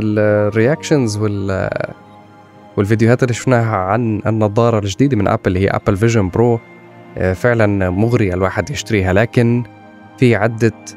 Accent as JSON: {"language": "Arabic", "country": "Syria", "said": "نحن يعني بسوريا كسوري"}